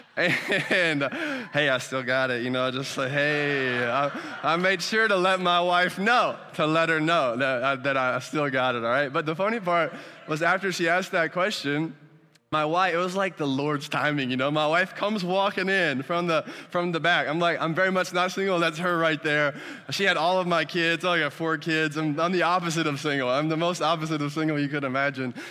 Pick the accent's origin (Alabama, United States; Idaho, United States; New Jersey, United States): Alabama, United States; moved away; also born or lived in Dominican Republic; I'm from Alabama.